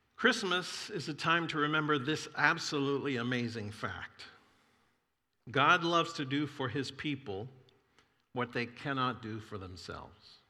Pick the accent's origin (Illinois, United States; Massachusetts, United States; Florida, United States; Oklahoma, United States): Florida, United States; I grew up in Florida